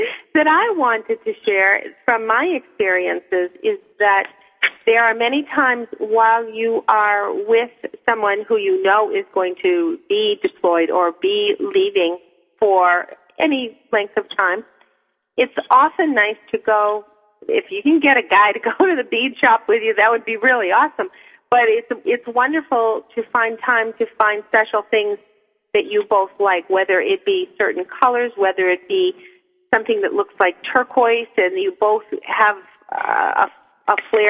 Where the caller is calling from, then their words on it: New Hampshire, United States; I'm in New Hampshire, just north of Manchester.